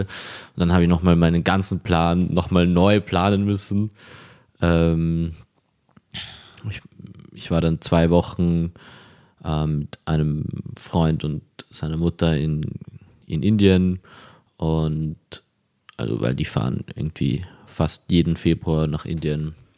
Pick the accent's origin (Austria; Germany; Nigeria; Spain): Austria; Vienna; ich bin hier in Wien aufgewachsen